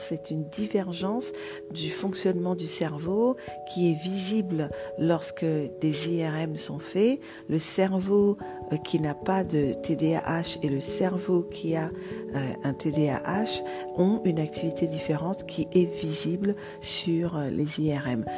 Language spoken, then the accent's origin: French; Vigneux-sur-Seine, Île-de-France, France; also born or lived in Martinique; j'ai grandi en France, en région parisienne, dans une ville qui s'appelle Vigneux-sur-Seine, dans le 91